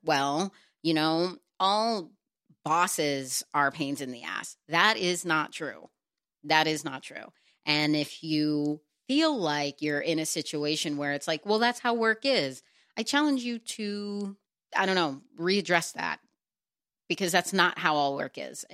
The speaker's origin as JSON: {"language": "English", "region": "Texas", "country": "United States", "also_born_or_lived": "New York / Los Angeles", "moved": "yes", "said": "I'm from Texas"}